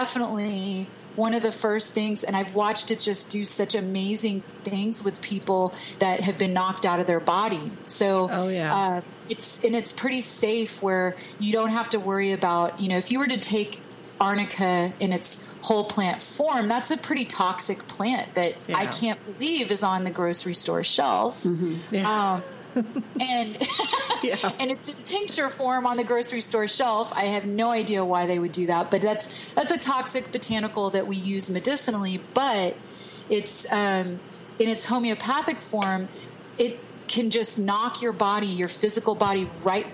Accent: Texas, United States; I'm from Texas

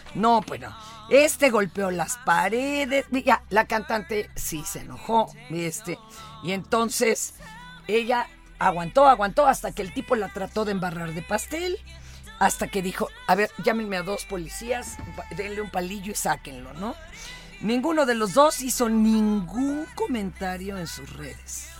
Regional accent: Mexico City, Mexico; yo soy niña de Polanco

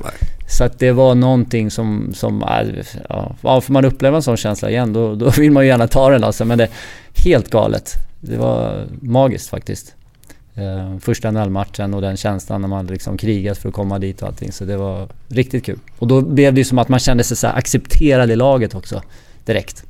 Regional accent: Stockholm, Stockholm County, Sweden; moved away as an adult; also born or lived in Florida, United States / Calgary, Canada / Columbus, United States; now in Gothenburg, Sweden; hemma i Stockholm

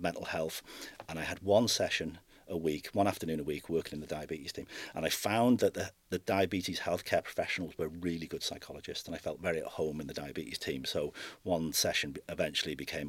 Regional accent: North Wales, United Kingdom; moved away as an adult; now in Belfast, United Kingdom; I'm not originally from Belfast. I'm from North Wales originally, and I came to Belfast in 1995

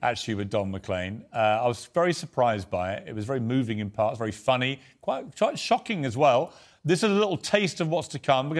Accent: United Kingdom; it was a really lovely day to just say we're British, we're great, we're proud of our country and we're proud of our Queen.

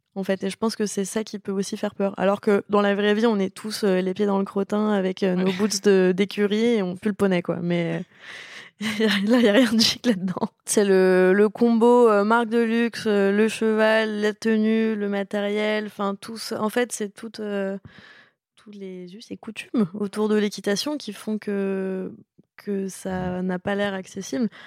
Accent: Paris, Île-de-France, France; also born or lived in Gentilly; je suis née à Paris, donc en même temps, je pouvais pas renier mes origines.

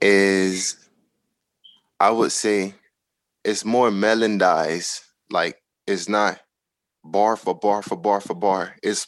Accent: Miami, Florida, United States; because I'm from Miami

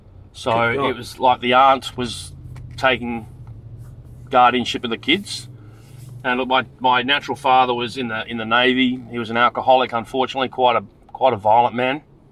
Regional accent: Frankston, Victoria, Australia; It looks like I was born in Frankston, Victoria in 1971. And my brother was born in 73. So we grew up in Frankston.

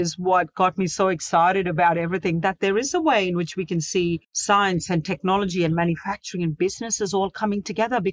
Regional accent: Mumbai, Maharashtra, India; now in Sydney, Australia; I was born in Mumbai.

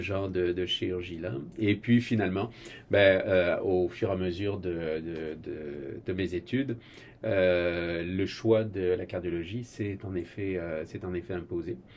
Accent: France; moved away as an adult; also born or lived in Boston, United States; now in Quebec, Canada; je suis français d'origine.

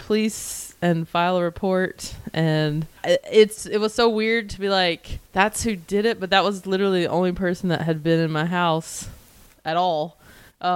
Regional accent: North Carolina, United States; now in Los Angeles, United States; I live in LA, but I'm from North Carolina

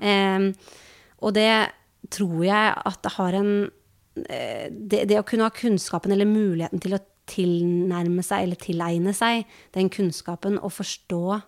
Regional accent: Norway; vi som nordmenn

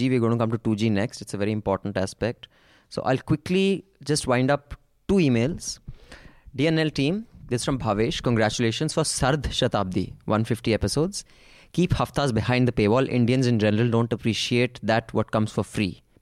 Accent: Queensland, Australia; I am from Queensland, Australia, where there is a Great Barrier Reef.

